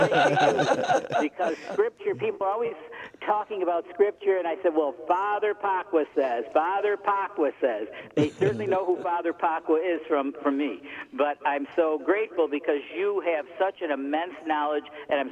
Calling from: Rochester, New York, United States; I'm calling from upstate New York in the Rochester Diocese.

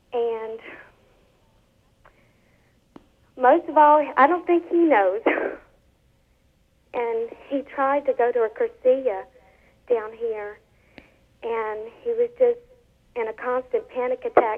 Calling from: Lake Charles, Louisiana, United States; Lake Charles.

